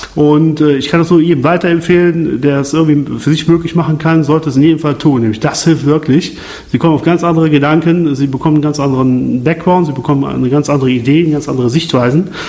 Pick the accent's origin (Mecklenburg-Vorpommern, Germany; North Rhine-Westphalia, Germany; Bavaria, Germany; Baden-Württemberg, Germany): North Rhine-Westphalia, Germany; Lohmar, near Cologne; Ich komme aus Loma, das ist in Deutschland, in der Nähe von Köln